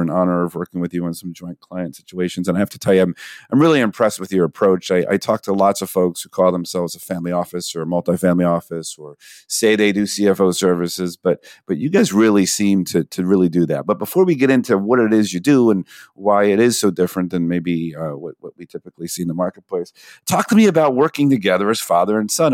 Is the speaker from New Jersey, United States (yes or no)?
yes; New Jersey, United States; I'm South Jersey